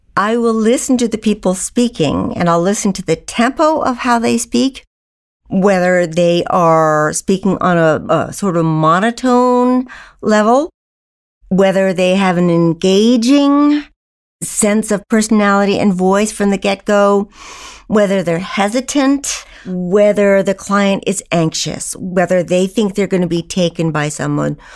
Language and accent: English; Old Bennington, Vermont, United States; I grew up in Old Bennington, Vermont, in a family of seven educators